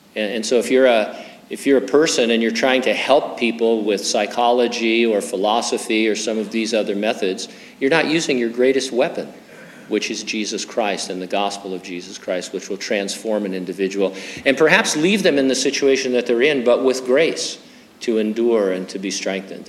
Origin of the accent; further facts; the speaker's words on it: San Bernardino, California, United States; also born or lived in Stamford, Connecticut; now in Hanford, United States; I lived in San Bernardino for 27 years from 1958 until 1985. I've lived in Hanford the last 37 years